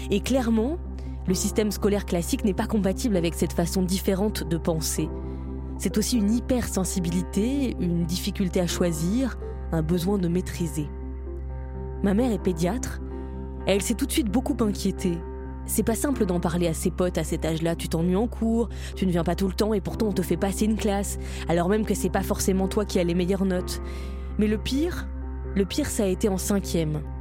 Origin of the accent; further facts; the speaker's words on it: Orange, Provence-Alpes-Côte d'Azur, France; also born or lived in Marseille; j'ai 23 ans, je suis né à Marseille mais j'ai grandi à Orange.